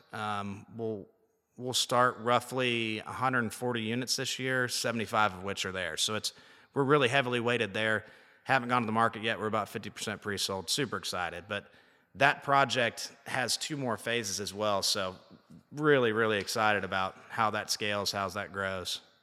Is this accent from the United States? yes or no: yes; Liberty, Indiana, United States; moved away as an adult; now in Nashville, United States; We were high school wrestling teammates, good buddies, um, from a small little town, Liberty, Indiana